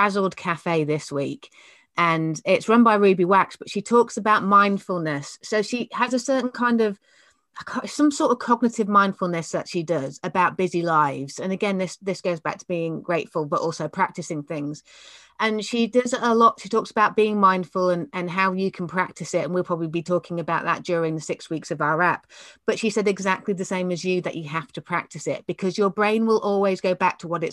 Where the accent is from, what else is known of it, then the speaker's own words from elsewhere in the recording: Yorkshire and the Humber, United Kingdom; I grew up in Yorkshire